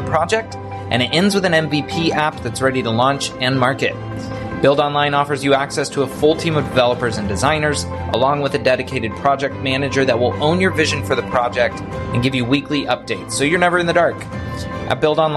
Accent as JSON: {"language": "English", "country": "Italy", "tie": "born or raised there", "said": "I grew up in Italy"}